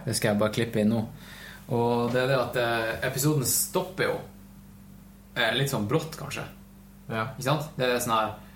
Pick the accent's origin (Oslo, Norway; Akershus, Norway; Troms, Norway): Troms, Norway; Tromsø; moved away; jeg var faktisk hjemme i Tromsø i helga. Da hadde mamma kjøpt inn Melbu kaviar